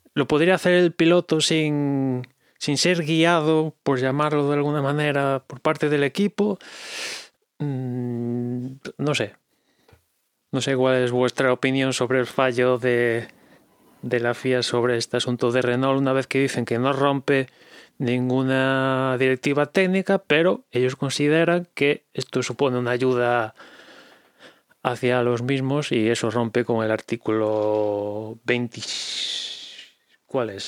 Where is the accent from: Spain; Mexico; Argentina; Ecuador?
Spain; Galicia; accent: Galician; mi inglés es de Galicia. Pido perdón por mi acento